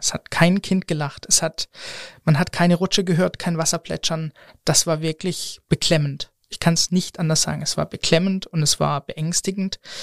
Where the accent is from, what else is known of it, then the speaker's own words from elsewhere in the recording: the Mannheim/Stuttgart area, Southern Germany, Germany; moved away; Wir sind als ähm, Familie quasi kommen wir aus Süddeutschland, aus der Ecke Mannheim, Stuttgart. Und ähm, da kommen wir her und das hört man leider auch manchmal.